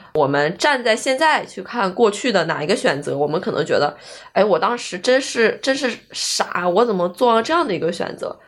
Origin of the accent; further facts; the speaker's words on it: Northeast China, China; 因为我家是来自一个，那个四五线那种的东北那边的一个小城市